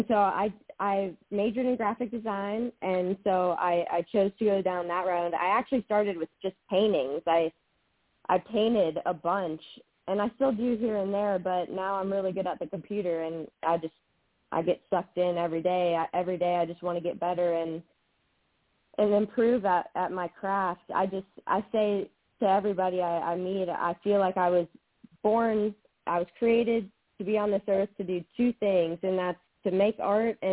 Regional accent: Florence, South Carolina, United States; I did grow up in Florence. I went to West Florence

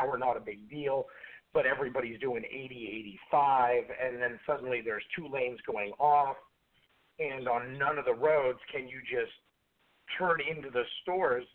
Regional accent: Warren, Ohio, United States; I grew up in Warren, which is 15, 20 minutes from Lordstown

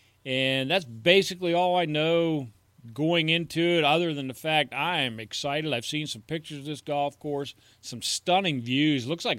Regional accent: United States; I'm an American

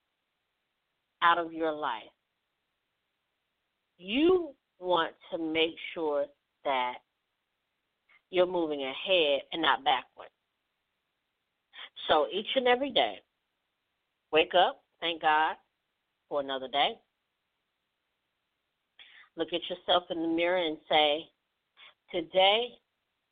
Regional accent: Mississippi, United States; my home state, Mississippi

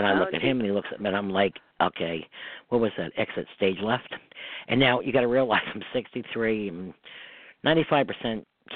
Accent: Hudson River, New York, United States; also born or lived in Westchester, New York; I grew up on the Hudson River

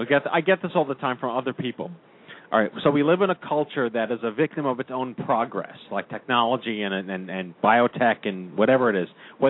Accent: New York, United States; But then there are things that you can't control, like growing up on Long Island, which is predisposes you to every possible disease at the exact same time

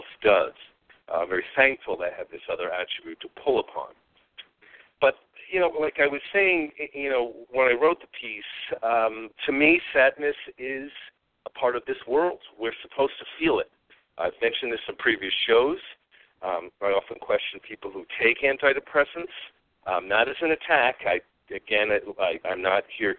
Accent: New York, United States; moved away; I am from New York originally.

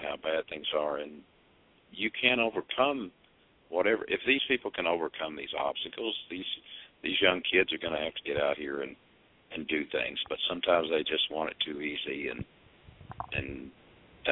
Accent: Charleston, West Virginia, United States; moved away as an adult; I am originally from Charleston, West Virginia area, and I lived there till I was in my mid to late 20s

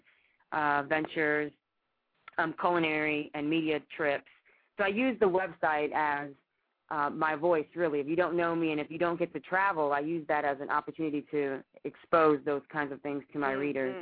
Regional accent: Cuba; moved away; I'm from Cuba, right next door to Haiti

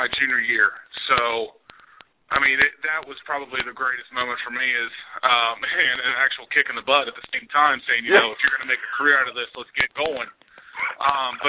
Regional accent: Kentucky, United States; I live about an hour from UK, and to play in front of my home state

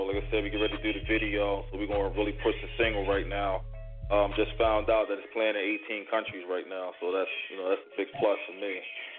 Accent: Philadelphia, Pennsylvania, United States; now in Atlanta, United States; Calling from ATL right now. I'm from Philly, but I live in ATL right now.

